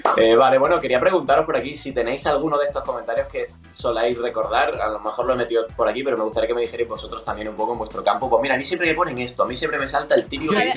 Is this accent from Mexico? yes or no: no; Andalusia, Spain; siendo incluso andaluz